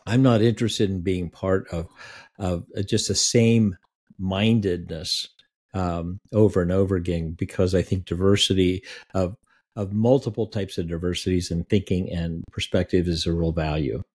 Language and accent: English; Iowa, United States; the place I grew up in Iowa